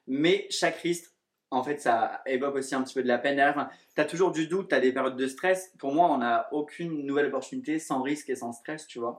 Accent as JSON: {"language": "French", "region": "southern France", "country": "France", "moved": "as an adult", "lives_now": "Paris, France", "said": "je suis originaire du sud de la France et je travaille sur Paris depuis 3 ans maintenant"}